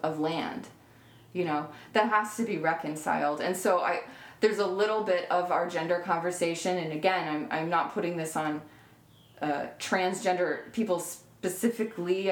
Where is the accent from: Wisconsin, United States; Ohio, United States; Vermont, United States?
Vermont, United States; I was raised in Vermont